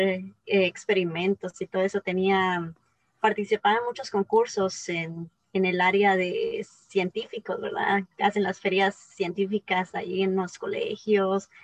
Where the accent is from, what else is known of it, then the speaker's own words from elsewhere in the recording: Guatemala; moved away as an adult; also born or lived in Taiwan; soy de Guatemala